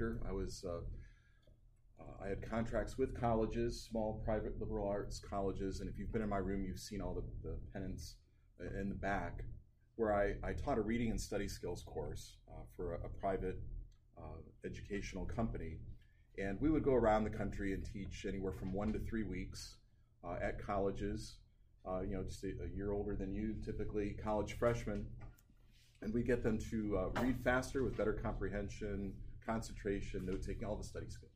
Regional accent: Painesville, Ohio, United States; now in Tallmadge, United States; Native Ohioan, born and raised up in Lake County in Painesville

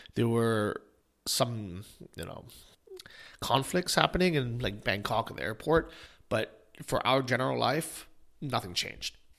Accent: United States; moved away as an adult; also born or lived in Ukraine; being an American

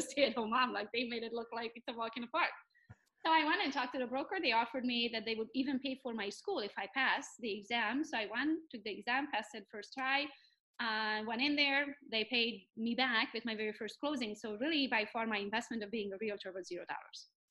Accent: Romania; English is a second language; now in Pinckney, United States; I am from Romania, but I'm Hungarian by nationality.

